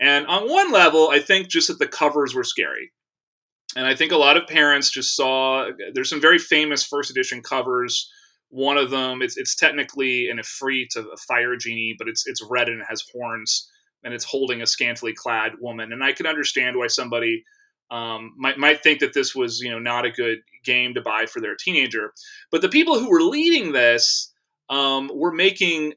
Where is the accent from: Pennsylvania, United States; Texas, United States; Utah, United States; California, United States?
Texas, United States; I grew up in Texas